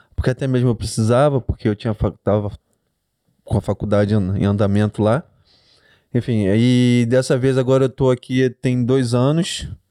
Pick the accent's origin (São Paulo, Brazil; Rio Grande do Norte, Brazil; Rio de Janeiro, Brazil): Rio de Janeiro, Brazil; Niterói; moved away as an adult; now in Australia; eu sou do Rio de Janeiro, sou de Niterói